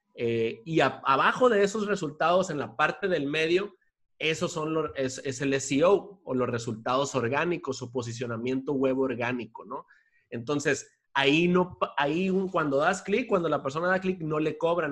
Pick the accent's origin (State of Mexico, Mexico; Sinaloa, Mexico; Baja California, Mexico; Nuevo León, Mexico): Sinaloa, Mexico; Culiacán; moved away as an adult; also born or lived in Mexico City; me regresé acá a mi tierra natal, acá en Culiacán, en donde estoy ahorita